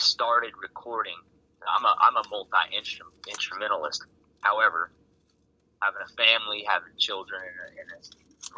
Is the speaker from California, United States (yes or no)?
no; Colorado, United States; moved away as an adult; now in New Jersey, United States; I was actually born and raised in Colorado, and ended up out in New Jersey